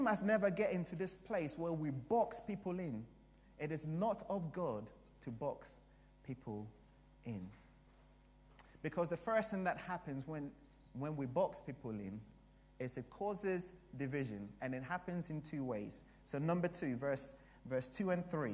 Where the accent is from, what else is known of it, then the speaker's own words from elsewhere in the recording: Ghana; also born or lived in Canterbury; now in United Kingdom; I came from Africa, from Ghana